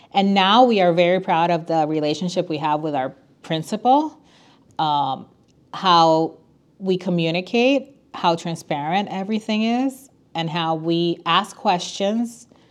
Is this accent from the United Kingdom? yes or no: no; San Juan, Puerto Rico; moved away as an adult; now in Chicago, United States; I was born and raised in San Juan, Puerto Rico. We moved to Chicago eight years ago.